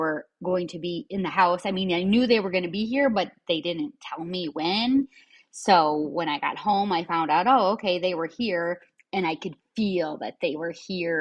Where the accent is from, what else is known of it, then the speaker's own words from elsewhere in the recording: Michigan, United States; moved away as an adult; now in Florida, United States; I left my home state of Michigan and I finally moved to my dream state of Florida